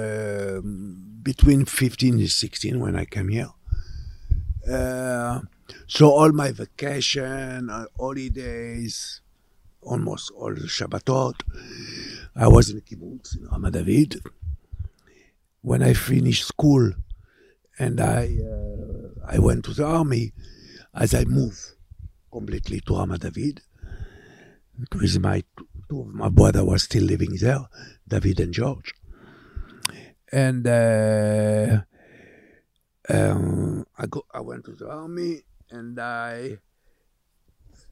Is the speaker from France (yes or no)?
yes; Montpellier, Occitania, France; moved away; also born or lived in Sousse, Tunisia; we moved to France in a town called Montpellier. It's in the south, it's between Nice and Marseille. And I was there till 1971